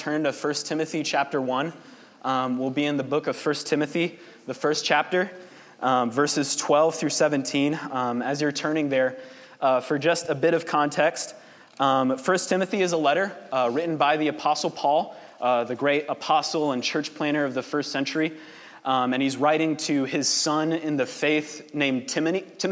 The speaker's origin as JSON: {"language": "English", "town": "Kansas City", "region": "Missouri", "country": "United States", "tie": "born or raised there", "said": "I grew up here in Kansas City, born and raised"}